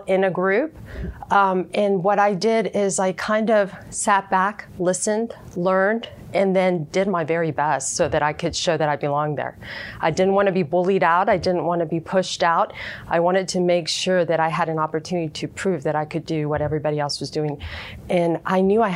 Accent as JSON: {"language": "English", "town": "Houston", "region": "Texas", "country": "United States", "tie": "born or raised there", "said": "growing up in Houston, growing up in an area called A-Leaf"}